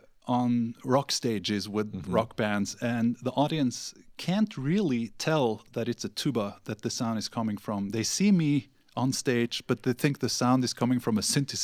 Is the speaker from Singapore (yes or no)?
no; Norway; moved away; also born or lived in Sweden; I lived in Sweden for, although I'm from Norway, I lived there in Sweden for 9 years